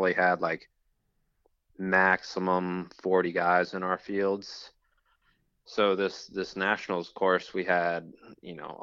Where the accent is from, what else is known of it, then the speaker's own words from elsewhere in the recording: Richmond, Virginia, United States; I was from Richmond. So, you know, it's kind of my hometown race